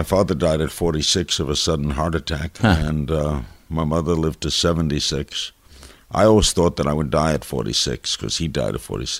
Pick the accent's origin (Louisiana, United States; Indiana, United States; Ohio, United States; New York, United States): New York, United States; New York City; moved away as an adult; also born or lived in Miami; I grew up in Brooklyn, went to Dodger games.